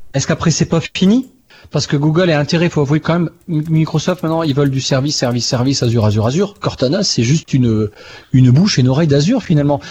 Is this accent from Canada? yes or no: no; France; je suis français